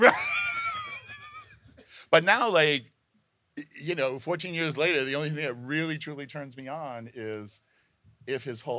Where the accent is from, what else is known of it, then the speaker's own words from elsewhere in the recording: Rhode Island, United States; I grew up in Rhode Island.